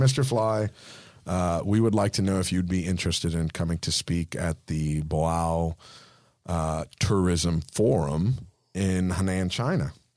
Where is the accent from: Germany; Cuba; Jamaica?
Cuba; first language Spanish; English is a second language; now in Florida, United States; I'm Cuban, so English is my second language